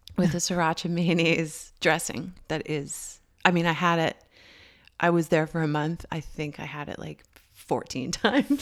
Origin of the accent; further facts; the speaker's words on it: Canada; moved away; me being Canadian